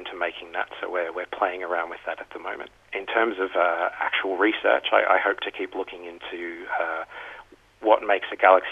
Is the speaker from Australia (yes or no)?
yes; Australia; moved away; I'm from Australia originally